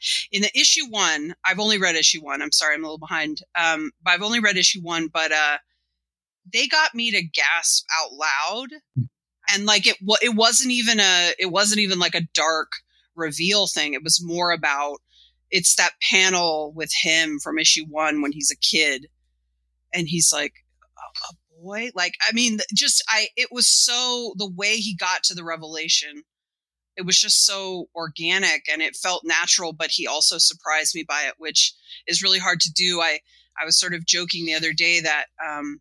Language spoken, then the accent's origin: English; United States; I'm an American kid and an American comics kid